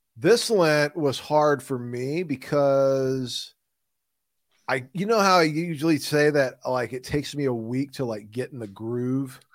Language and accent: English; Midwest, United States; accent: Midwestern; my Midwestern accent